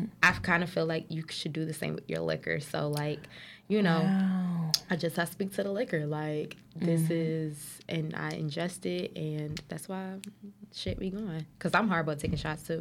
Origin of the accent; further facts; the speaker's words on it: Newark, New Jersey, United States; I'm from Newark, New Jersey, West Ward to be specific